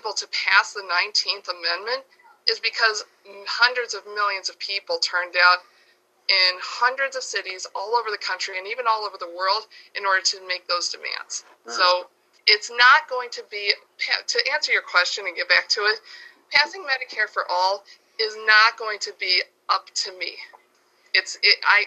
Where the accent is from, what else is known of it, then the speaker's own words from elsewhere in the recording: New York, United States; my home state of New York